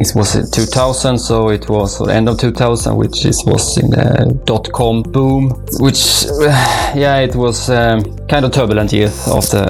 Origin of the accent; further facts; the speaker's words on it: Sweden; now in Gothenburg, Sweden; I'm Swedish, moved to Gothenburg 20 years ago.